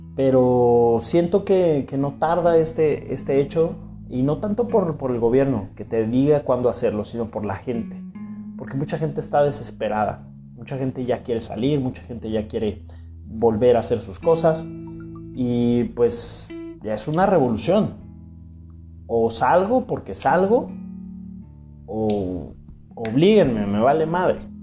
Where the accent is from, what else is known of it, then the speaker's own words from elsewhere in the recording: Mexico; así somos los mexicanos